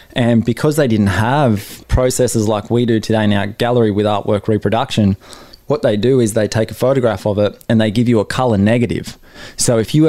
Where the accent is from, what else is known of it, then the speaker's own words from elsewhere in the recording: Newcastle, New South Wales, Australia; my hometown Newcastle